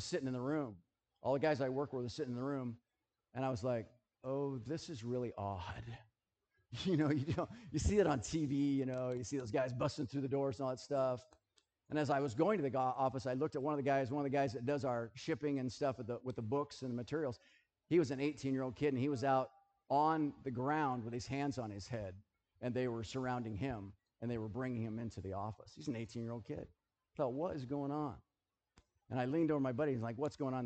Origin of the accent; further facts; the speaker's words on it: United States; I'm American. I live in America